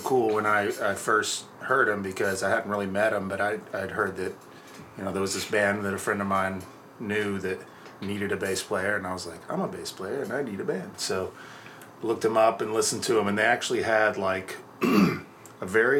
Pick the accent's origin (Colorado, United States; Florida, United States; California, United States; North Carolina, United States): Florida, United States; moved away as an adult; also born or lived in Georgia / Alabama; now in Seattle, United States; I'm from Southeast, so I grew up in, I was born in Georgia, grew up in Florida, went to college in Alabama